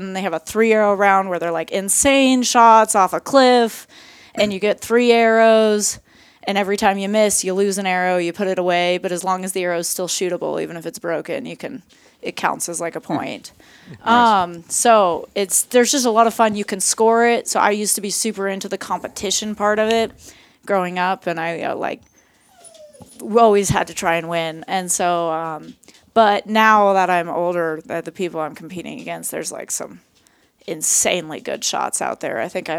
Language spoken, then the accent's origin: English; Idaho, United States; born there; I think I grew up with my dad going to all these different archery shoots. So I was born in Idaho, and we have people all the way from Australia fly in and come to this archery shoot.